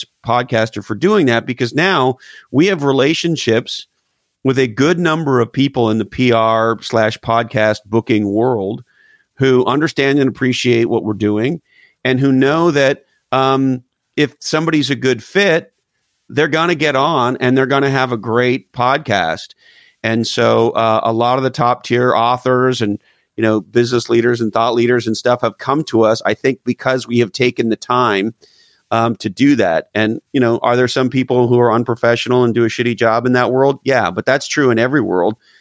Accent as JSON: {"language": "English", "country": "Canada", "moved": "yes", "said": "I'm originally from Canada."}